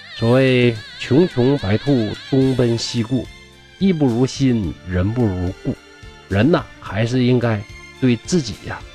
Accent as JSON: {"language": "Chinese", "region": "Northeast China", "country": "China", "accent": "Northeastern Mandarin", "said": "咱们东北话"}